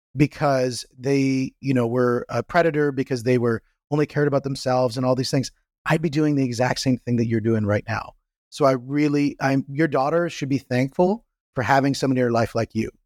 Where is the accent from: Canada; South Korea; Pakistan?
Canada; I'm from Canada